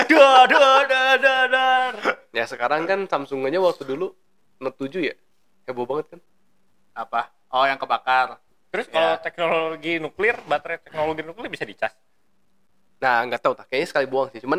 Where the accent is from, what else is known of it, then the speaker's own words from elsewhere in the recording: Indonesia; Kita sih sebagai orang Indo yang diajarin untuk sayang barang kan nggak mungkin lu beli HP nggak dikasih anti gores lah.